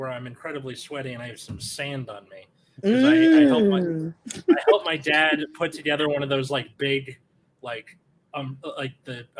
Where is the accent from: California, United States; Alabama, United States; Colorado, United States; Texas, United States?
California, United States; as a Californian